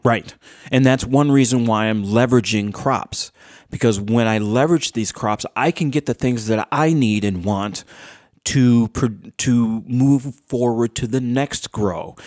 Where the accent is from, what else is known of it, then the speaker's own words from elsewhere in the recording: Morton, New York, United States; also born or lived in Tampa, Florida; I was raised in in the Rochester area. I was raised in Orleans County in a town called Morton, M O R T O N